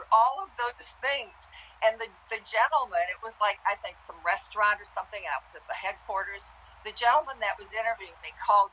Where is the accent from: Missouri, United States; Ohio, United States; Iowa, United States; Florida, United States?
Iowa, United States; I grew up in Iowa